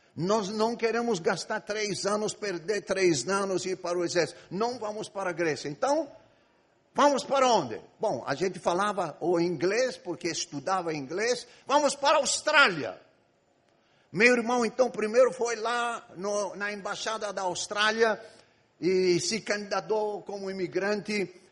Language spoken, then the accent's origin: Portuguese; Egypt; Portuguese is a second language; moved away as an adult; now in Brazil; Eu nasci e fui criado no Egito. Vivi no Egito 18 anos.